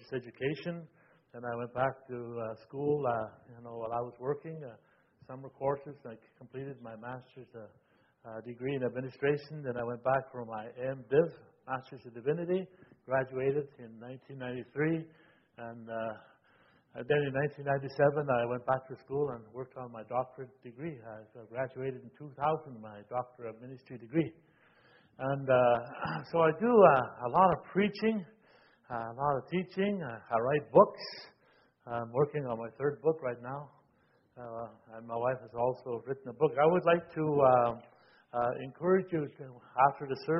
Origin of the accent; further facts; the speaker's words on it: Moose Factory, Ontario, Canada; also born or lived in Waskaganish, Quebec; now in Ottawa, Canada; I am a Cree Indian from Moose Factory, Ontario, but I was born in Waskagmish, Quebec